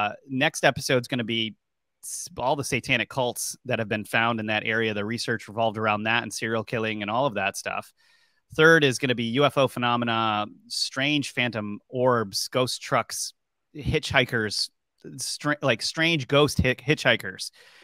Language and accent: English; Warwick, Rhode Island, United States; moved away; also born or lived in Boston, Massachusetts / Washington, D.C.; if you look down there at the bottom left corner of the map where it says Warwick, Rhode Island, that actually is exactly where I grew up. That little hook out over there in the water. And so I grew up very close to this area.